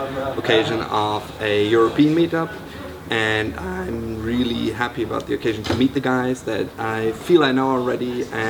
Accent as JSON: {"language": "English", "region": "Berlin", "country": "Germany", "said": "I'm from Berlin, Germany."}